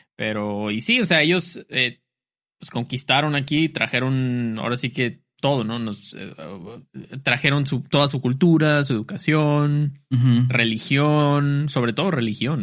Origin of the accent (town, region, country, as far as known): Mexico